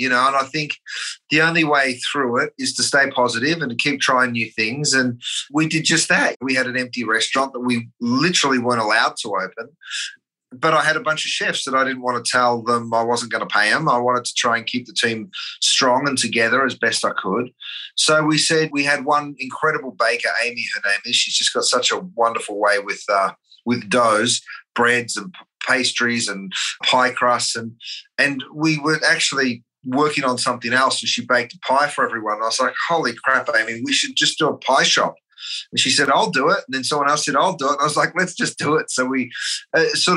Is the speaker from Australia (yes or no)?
yes; Australia; moved away; being an Aussie